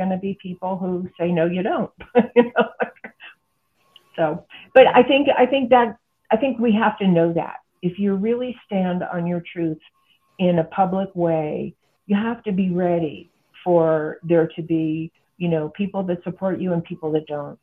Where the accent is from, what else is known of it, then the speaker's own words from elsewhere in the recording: United States; I'm an American and this is the culture that I'm familiar